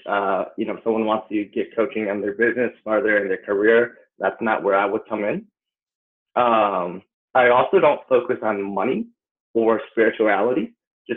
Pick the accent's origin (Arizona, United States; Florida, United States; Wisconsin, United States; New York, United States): Wisconsin, United States; Appleton; moved away as an adult; also born or lived in Chicago / Los Angeles; I'm originally from Appleton, Wisconsin. So when I turned 19, I actually dropped out of college to pursue dance. And that's when I moved out to Chicago.